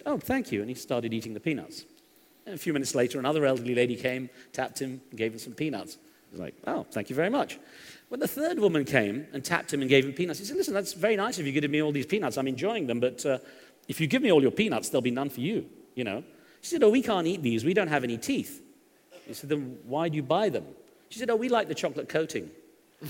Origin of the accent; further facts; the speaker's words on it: United Kingdom; moved away; I grew up in Britain